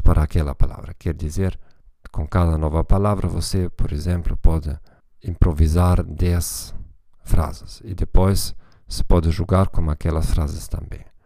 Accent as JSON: {"language": "Portuguese", "country": "Germany", "second_language": "Portuguese", "said": "como alemão"}